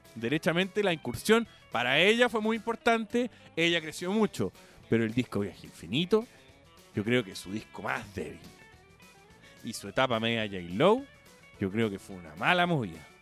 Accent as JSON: {"language": "Spanish", "country": "Chile", "said": "Yo no soy el chileno chaquetero"}